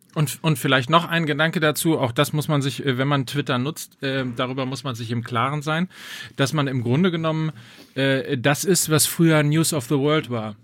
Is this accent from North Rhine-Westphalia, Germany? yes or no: yes; North Rhine-Westphalia, Germany; ich komme ja aus Ostwestfalen